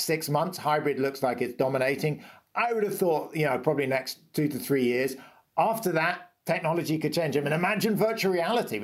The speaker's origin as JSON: {"language": "English", "country": "United Kingdom", "said": "I'm British"}